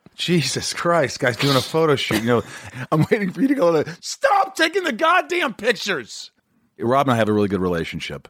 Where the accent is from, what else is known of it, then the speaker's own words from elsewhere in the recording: Indiana, United States; moved away; He's from Indiana